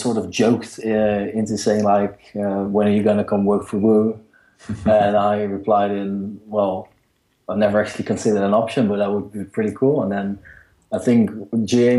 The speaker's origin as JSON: {"language": "English", "country": "Netherlands", "said": "I am from the Netherlands"}